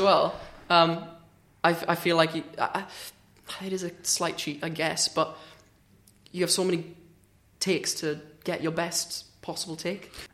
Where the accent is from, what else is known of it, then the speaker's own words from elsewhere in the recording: Swansea, Wales, United Kingdom; I'm from Swansea